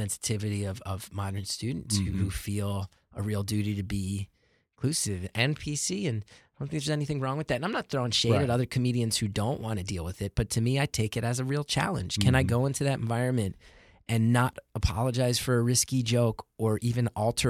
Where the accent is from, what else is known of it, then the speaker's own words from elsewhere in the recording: New York City, New York, United States; Being a New Yorker is very nice because I can do shows every single night.